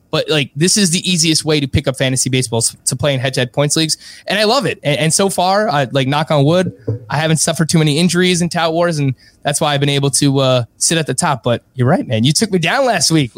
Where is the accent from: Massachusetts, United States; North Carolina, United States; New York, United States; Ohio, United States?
New York, United States; New York City; I was born and raised in Ridgewood, Queens